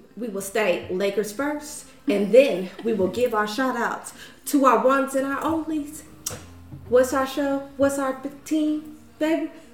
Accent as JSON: {"language": "English", "town": "Cleveland", "region": "Ohio", "country": "United States", "said": "I am from Cleveland"}